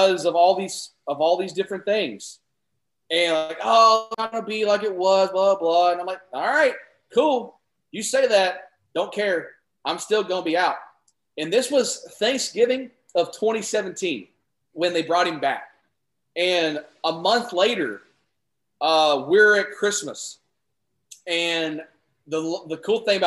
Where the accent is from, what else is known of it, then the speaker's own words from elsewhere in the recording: Kentucky, United States; I am from Kentucky.